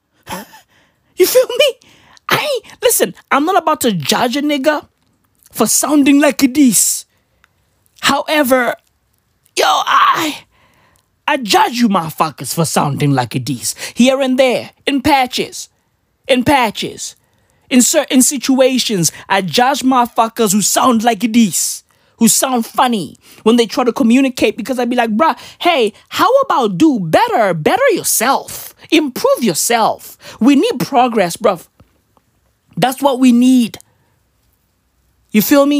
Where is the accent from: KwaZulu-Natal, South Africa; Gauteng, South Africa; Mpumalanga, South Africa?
Gauteng, South Africa; Katlehong; also born or lived in Vosloorus; I'm from the East Rand of Johannesburg. I was born and raised in Katlehong. Born and raised in Vosloorus, basically Katoras.